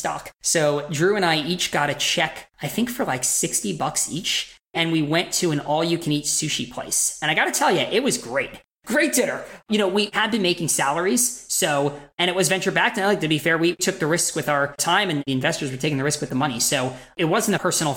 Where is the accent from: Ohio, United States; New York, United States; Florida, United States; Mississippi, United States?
New York, United States; Westchester; moved away; also born or lived in Boston; we're both from New York, myself from Westchester